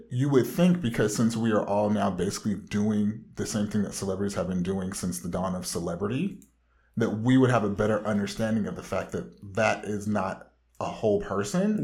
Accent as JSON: {"language": "English", "area": "Orange County", "region": "Southern California", "country": "United States"}